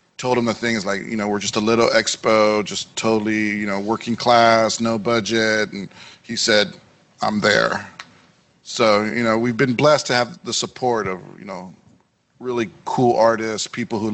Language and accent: English; Los Angeles, California, United States; also born or lived in Bay Area; my growing up in East